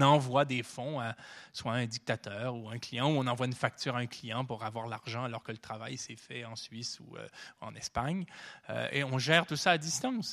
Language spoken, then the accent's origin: French; Canada; Chez nous, au Canada